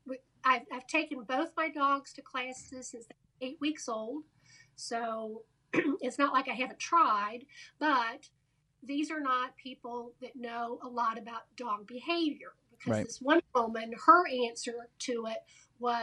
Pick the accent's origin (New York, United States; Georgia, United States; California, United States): Georgia, United States; Atlanta; now in Cincinnati, United States; I live in Cincinnati, from Atlanta, Georgia